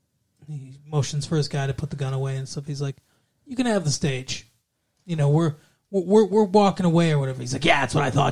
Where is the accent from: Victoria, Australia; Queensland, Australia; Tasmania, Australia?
Victoria, Australia; Melbourne; Because we're from Australia. I'm specifically from Melbourne.